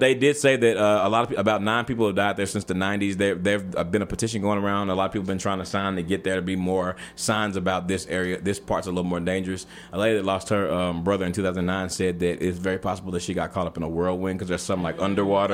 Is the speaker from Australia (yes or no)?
no; Texas, United States; I'm from Texas